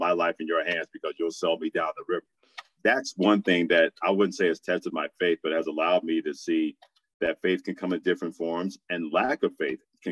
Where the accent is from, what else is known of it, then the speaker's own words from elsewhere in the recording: New York City, New York, United States; when we would go to church each and every Sunday growing up in Brooklyn, New York